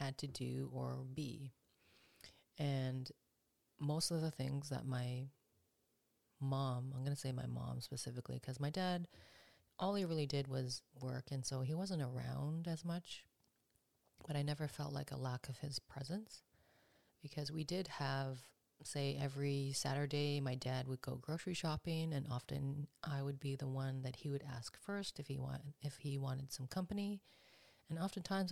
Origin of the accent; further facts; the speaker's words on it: Canada; first language English; I was born in Canada. My parents immigrated from Korea. And growing up here